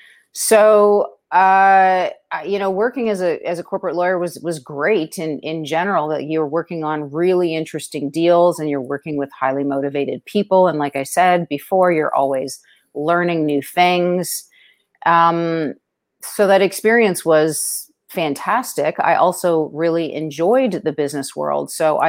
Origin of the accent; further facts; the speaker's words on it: Toronto, Ontario, Canada; moved away as an adult; also born or lived in New York City; now in Ozark Mountains, United States; I'm originally from Toronto, Canada. That's where I grew up and went to school and started practicing law.